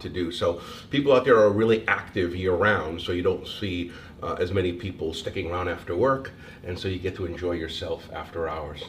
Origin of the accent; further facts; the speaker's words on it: Eastern Connecticut, United States; moved away as an adult; also born or lived in Rhode Island / Boston / New York; now in Oregon, United States; Originally from Connecticut, Eastern Connecticut, and then when I got out of Bryant, I was living in Connecticut for a number of years